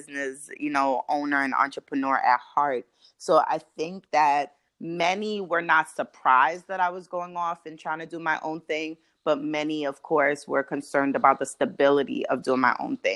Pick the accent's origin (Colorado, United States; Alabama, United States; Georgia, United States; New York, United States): New York, United States; Brooklyn; moved away as an adult; now in Baltimore, United States; I'm from Brooklyn, New York, and I migrated to Baltimore for graduate school